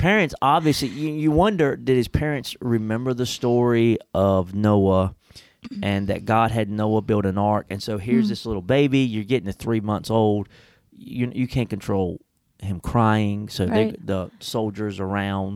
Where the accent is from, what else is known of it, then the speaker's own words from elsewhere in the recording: United States; I'm much more of a Christian than I am an American